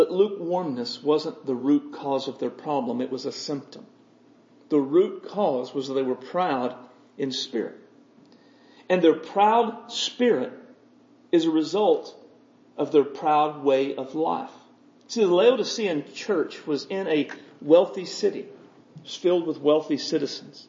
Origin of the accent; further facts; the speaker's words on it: United States; I'm an American Christian. This is where I live.